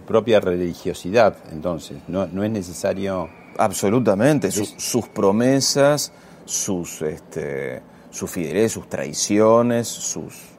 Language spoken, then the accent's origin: Spanish; Castelar, Buenos Aires Province, Argentina; me crié en Castelar jugando al fútbol